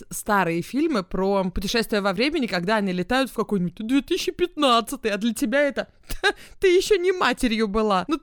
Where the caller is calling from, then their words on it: Kharkiv, Kharkiv Oblast, Ukraine; я из Харькова.